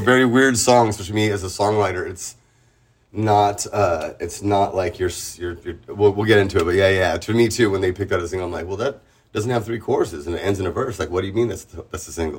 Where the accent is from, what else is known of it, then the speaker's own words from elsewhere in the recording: San Diego, California, United States; moved away as an adult; now in Tijuana, Mexico; I'm born and raised in San Diego